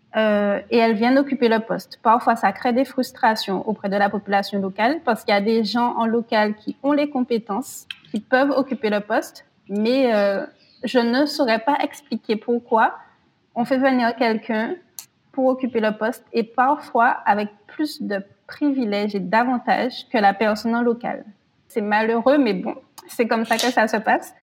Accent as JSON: {"language": "French", "country": "France", "said": "en tant que Français"}